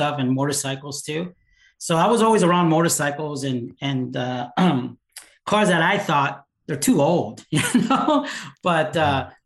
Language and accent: English; South Pasadena, California, United States; also born or lived in Glendale, California; So I was born in South Pasadena, actually Glendale, and then we moved to South Pasadena. So yeah, California guy, Los Angeles